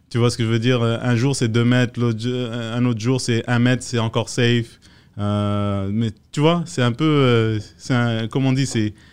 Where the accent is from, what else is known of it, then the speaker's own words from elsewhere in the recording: France; also born or lived in West Africa; Moi, je suis né en France, euh, j'ai grandi un peu en France, j'ai grandi en Afrique de l'Ouest un peu.